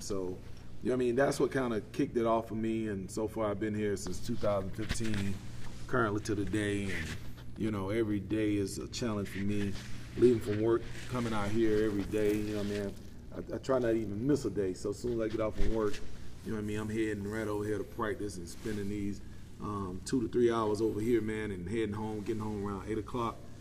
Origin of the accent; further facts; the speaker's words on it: Quitman, Georgia, United States; also born or lived in Lowndes County, Georgia; I'm from Brooks County here. Um, born and raised right here in Quitman, Georgia